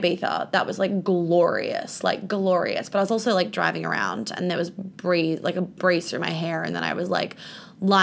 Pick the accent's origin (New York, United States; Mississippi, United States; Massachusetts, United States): New York, United States; I grew up in New York